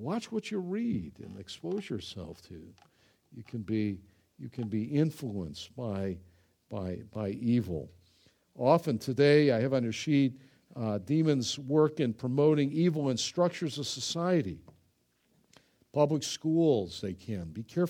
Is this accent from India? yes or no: no; Ireland; I'm Irish, you know. We just grab people by the throat, you know.